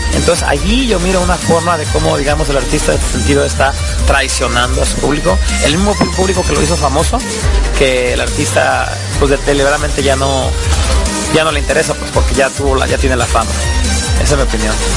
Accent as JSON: {"language": "Spanish", "country": "Mexico", "moved": "yes", "lives_now": "United States", "said": "Yo soy de México, tengo 20 años en Estados Unidos"}